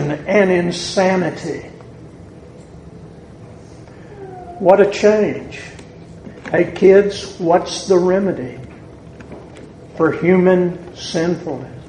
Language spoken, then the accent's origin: English; the South, United States; accent: southern; my southern accent